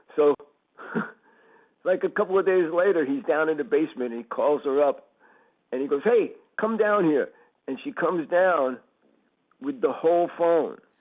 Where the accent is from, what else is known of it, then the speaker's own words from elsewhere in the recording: Westbury, New York, United States; I grew up in Westbury